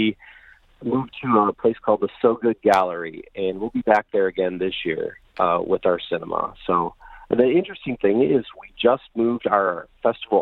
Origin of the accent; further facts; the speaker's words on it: Bay City, Michigan, United States; I grew up in Bay City, and I have heard of Bablo Island as a kid